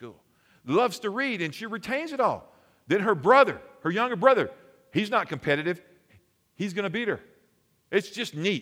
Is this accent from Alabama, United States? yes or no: yes; Alabama, United States; I'm from Alabama. It's cold.